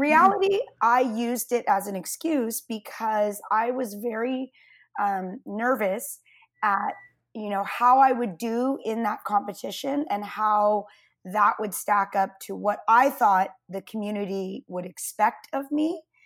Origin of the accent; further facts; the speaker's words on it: California, United States; also born or lived in Santa Cruz, California; I grew up in Lake Tahoe until I was a sophomore